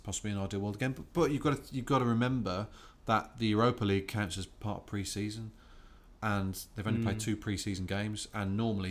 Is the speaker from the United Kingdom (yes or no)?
yes; England, United Kingdom; I am an Englishman.